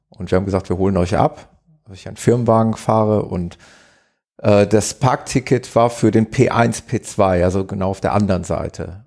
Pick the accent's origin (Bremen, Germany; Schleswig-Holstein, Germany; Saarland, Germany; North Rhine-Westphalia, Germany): North Rhine-Westphalia, Germany; Gelsenkirchen; ich komme aus Gelsenkirchen, aus dem schönen Ruhrgebiet